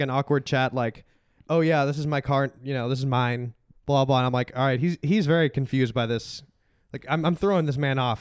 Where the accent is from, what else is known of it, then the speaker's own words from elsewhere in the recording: Chicago, Illinois, United States; moved away; I'm from Chicago